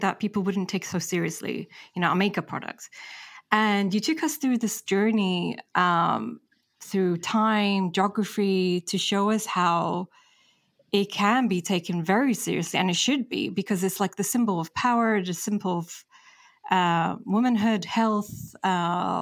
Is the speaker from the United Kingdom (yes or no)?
yes; England, United Kingdom; also born or lived in Egypt; I was born in Egypt, and just under 4 months, that's when my family moved to England. And I grew up there